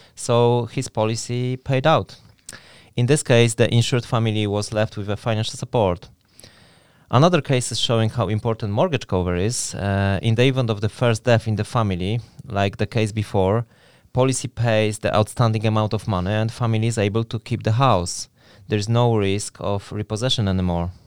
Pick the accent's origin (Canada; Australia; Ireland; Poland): Poland; moved away as an adult; now in Newry, United Kingdom; I am originally from Poland, and I have been living in Newry for over twelve years